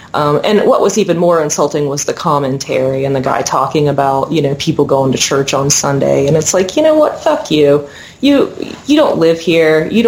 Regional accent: Huntington, West Virginia, United States; I'm from Huntington. I'm totally a city girl. And, you know, I was fortunate enough to grow up in a you know, middle-class working family.

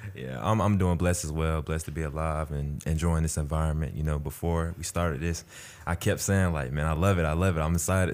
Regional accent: Atlanta, Georgia, United States; I'm from Atlanta, Georgia

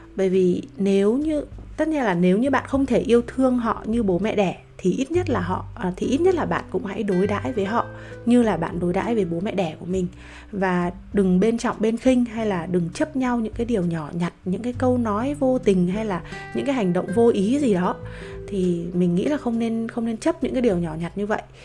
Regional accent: Vietnam; em cũng sinh ra và lớn lên ở Việt Nam

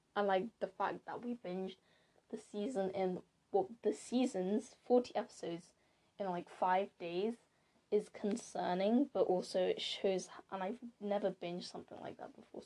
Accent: United Kingdom; I am British. Ish. Well, I'm Blasian, if you didn't know. So, my parents, my dad is from Ghana and my mom's from Japan.

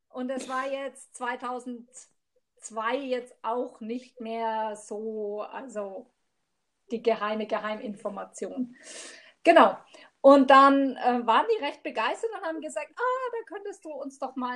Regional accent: Bavaria, Germany; now in Immenstadt, Germany; also eigentlich komme ich ja aus Mittelfranken.

